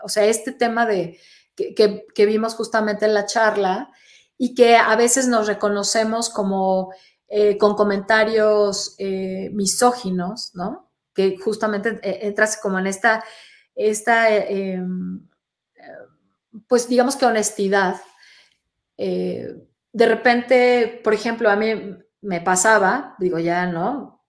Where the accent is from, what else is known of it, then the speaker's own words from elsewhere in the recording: Monterrey, Nuevo León, Mexico; soy muy mal hablada, soy regiomontana